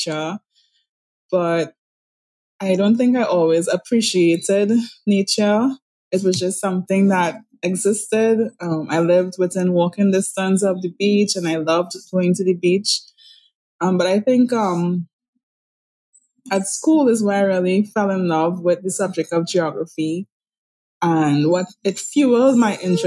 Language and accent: English; Trinidad & Tobago; I'm from Trinidad and Tobago in the Caribbean